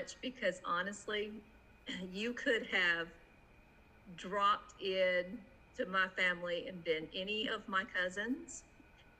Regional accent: Georgia, United States; I was born and raised not just in Georgia, but in the tiniest backwood, sawdust, hidden little nook of Georgia

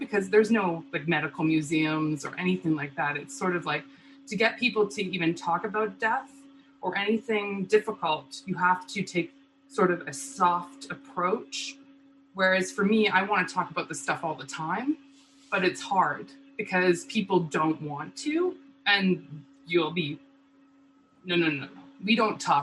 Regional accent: Lethbridge, Alberta, Canada; in my hometown

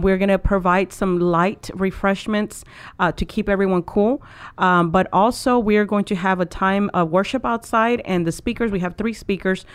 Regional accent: Mexico; now in United States; I was born in Mexico.

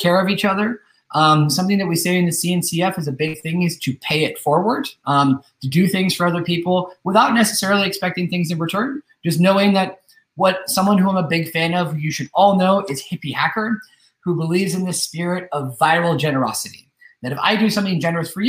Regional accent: Northern California, United States; moved away as an adult; now in Spain; I've been living in Spain for the last 10 years, but I'm originally from the United States. I'm originally from Northern California

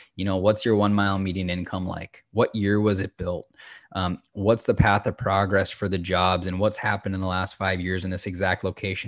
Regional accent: Minnesota, United States; moved away as an adult; also born or lived in Salt Lake City, Utah; I grew up in Minnesota, and after high school, I transitioned to Salt Lake City to commit to this career

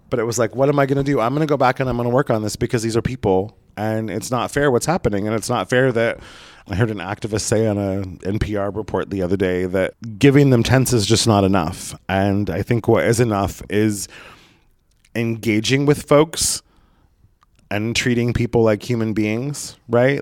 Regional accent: Southern Oregon, United States; moved away as an adult; also born or lived in Portland; now in Los Angeles, United States; my hometown in Southern Oregon

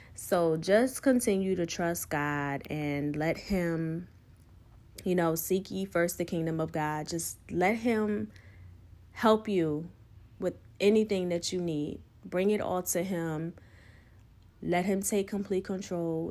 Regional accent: United States; growing up on the Eastern Shore

